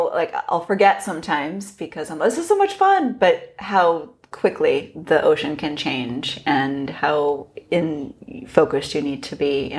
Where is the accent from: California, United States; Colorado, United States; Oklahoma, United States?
California, United States; Los Gatos; I grew up in Los Gatos, which is relatively close to Santa Cruz.